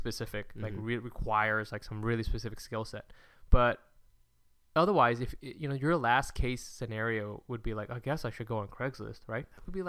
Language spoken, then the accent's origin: English; California, United States; I'm from California.